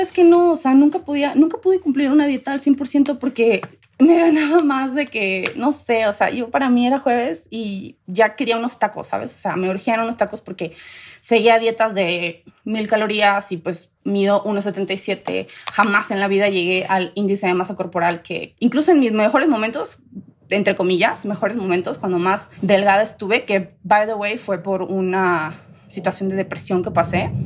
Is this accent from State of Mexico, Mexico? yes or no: no; Tamaulipas, Mexico; moved away as an adult; now in Querétaro, Mexico; yo soy de Tamaulipas, crecí allá muchos años de mi vida, como a los 22, 23 me vengo a Querétaro